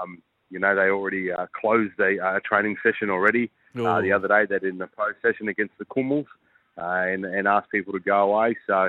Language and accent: English; Queensland, Australia; especially as a Queenslander on the Suncorp Stadium